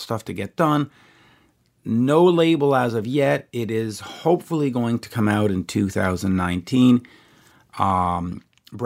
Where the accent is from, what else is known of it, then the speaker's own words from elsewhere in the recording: Canada; as a Canadian